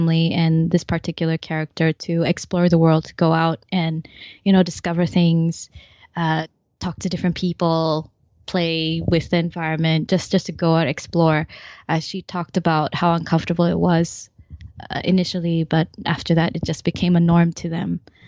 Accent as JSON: {"language": "English", "country": "Malaysia", "tie": "born or raised there", "also_born_or_lived": "Canada", "said": "Then I returned back to Malaysia for my secondary schooling. Mm-hmm. And I picked up my Malaysian accent from my Canadian accent."}